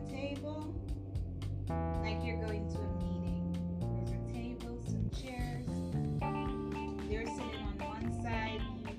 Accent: Jamaica; also born or lived in New York; now in Cincinnati, United States; I'm Jamaican.

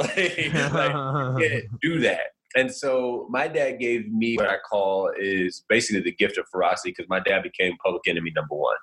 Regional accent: Indiana, United States; I'm from Indiana, a little small town

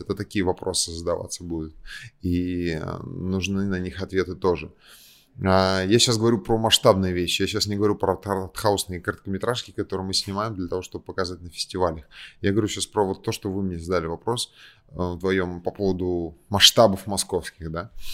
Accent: Kazan, Tatarstan, Russia; moved away as an adult; now in Moscow, Russia; я из Казани, но я живу в Москве

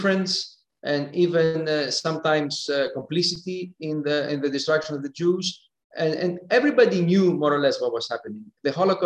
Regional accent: Thessaloniki, Central Macedonia, Greece; first language Greek; English is a second language; moved away as an adult; now in Geneva, Switzerland; growing up in Thessaloniki

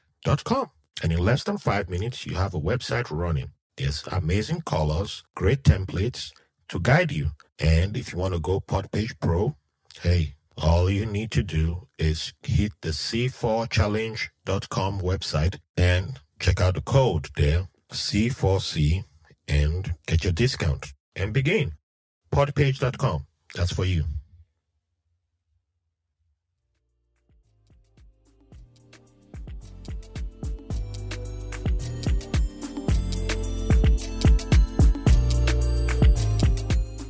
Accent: Nigeria; moved away; I'm from Nigeria

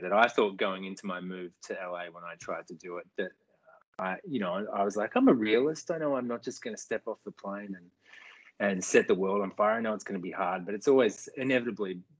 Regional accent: Australia; now in United States; actually just home in Australia for a couple of mont

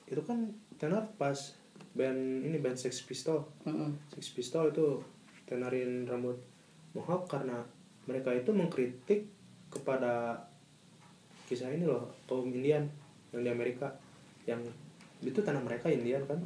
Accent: Padang, West Sumatra, Indonesia; gua orang Padang balik-balik jadi main kundang

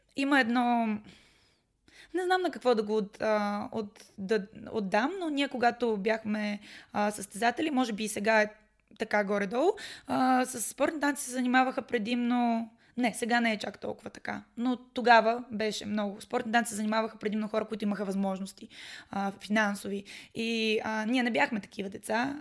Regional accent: Pernik, Pernik Province, Bulgaria; moved away as an adult; now in Sofia, Bulgaria; родена съм в София, обаче съм израснала в Перник

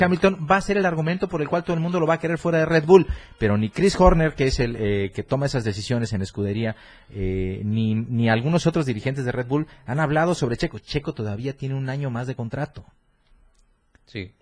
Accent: Mexico; así somos los mexicanos

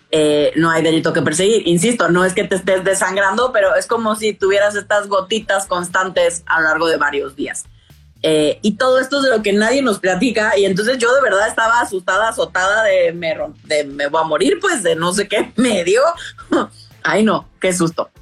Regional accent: Tabasco, Mexico; moved away as an adult; also born or lived in Mexico City; yo crecí en Tabasco, en el sureste de, México

